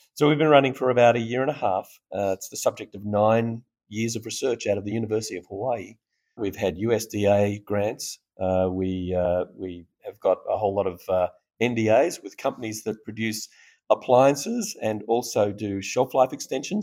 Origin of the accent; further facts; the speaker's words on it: Australia; accent: Australian; now in Austin, United States; We're based here in Austin, although from my accent you can hear I'm Australian